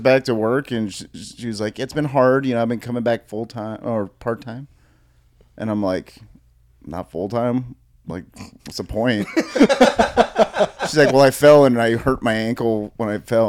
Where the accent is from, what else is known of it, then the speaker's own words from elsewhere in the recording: California, United States; we're from California.